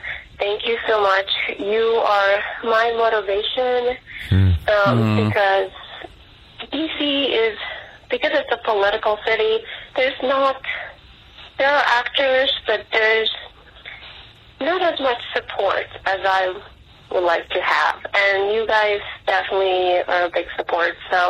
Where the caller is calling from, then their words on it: Washington, District of Columbia, United States; I'm calling from Washington, D.C.